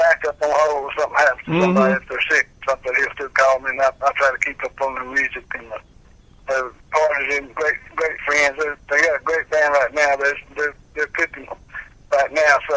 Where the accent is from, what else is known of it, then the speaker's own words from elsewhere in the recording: Fries, Virginia, United States; also born or lived in Danville, Virginia; I was born and raised in Freeds, Virginia, which around Galax